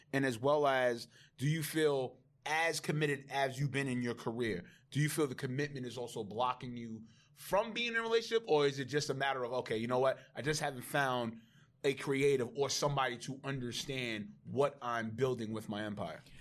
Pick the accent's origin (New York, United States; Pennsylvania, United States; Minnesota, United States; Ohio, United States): New York, United States; New York City; I'm from Laurelton, Queens